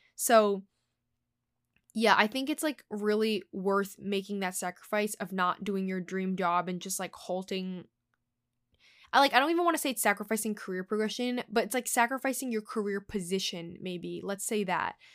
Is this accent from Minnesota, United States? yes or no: no; New York, United States; I was born here in New York, you know, where the hub of the fashion industry is. So I have a home here. I still live with my family